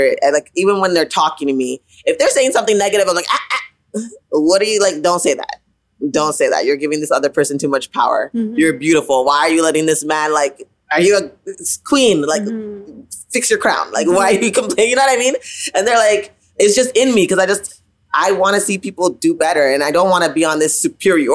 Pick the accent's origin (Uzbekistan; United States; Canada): Canada; Ottawa, Ontario; I grew up in Ottawa, right? Ottawa, like I said, like late 80s, early 90s.